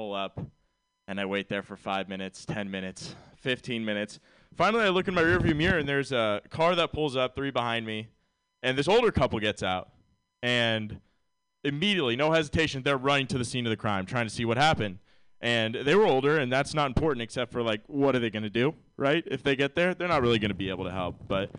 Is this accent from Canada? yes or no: no; Ireland; And I'm Irish, so I like hide more weight than you think.